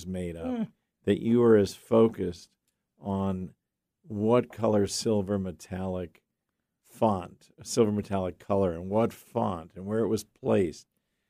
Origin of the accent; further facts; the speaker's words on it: New York, United States; I'm from New York.